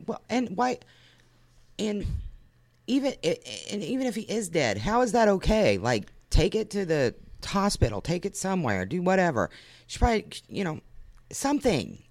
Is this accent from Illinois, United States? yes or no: no; Lebanon, Ohio, United States; We had a chicken lady in my hometown